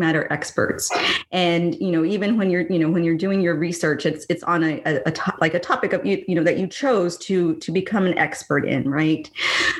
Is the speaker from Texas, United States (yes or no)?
yes; Edcouch, Texas, United States; moved away as an adult; now in Northern California, United States; growing up in Ed Cachesa